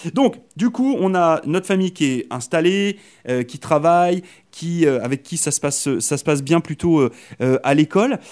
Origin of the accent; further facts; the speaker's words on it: Brittany, France; now in Canada; je suis originaire de Bretagne en France